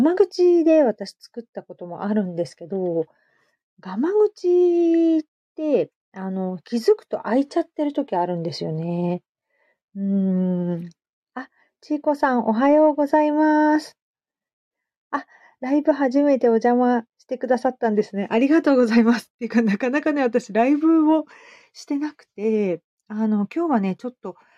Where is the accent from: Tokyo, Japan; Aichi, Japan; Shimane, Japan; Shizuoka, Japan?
Shizuoka, Japan; Hamamatsu; 私、浜松で、うん、育ったので、意外と田舎者